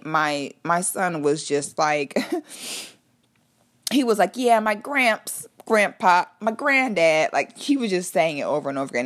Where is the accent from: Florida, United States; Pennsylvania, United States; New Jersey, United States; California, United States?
Florida, United States; Orlando